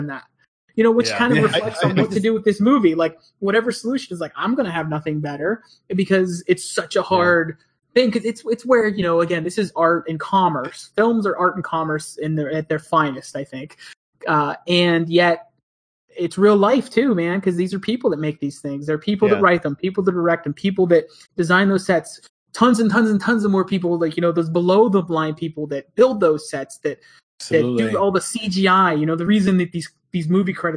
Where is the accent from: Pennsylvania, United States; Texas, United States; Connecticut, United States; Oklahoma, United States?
Pennsylvania, United States; now in Southern California, United States; I'm from Pennsylvania